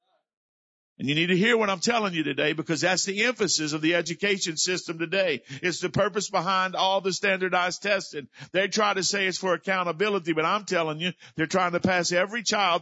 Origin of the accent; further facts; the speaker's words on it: South Louisiana, United States; accent: South Louisiana; my South Louisiana accent